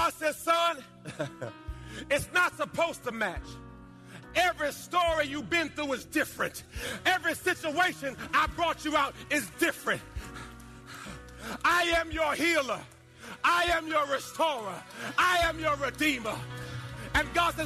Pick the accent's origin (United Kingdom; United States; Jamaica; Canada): Jamaica; moved away; When I was a little boy, I was born in Jamaica. And we were in a rough part of the town.